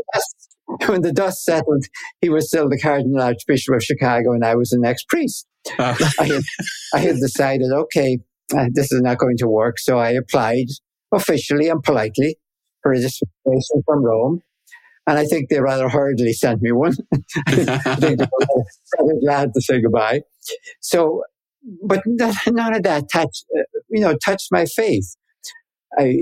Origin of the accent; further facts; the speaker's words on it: Ireland; accent: Irish; moved away as an adult; now in United States; I grew up in Ireland, of course, where, you know, faith was taken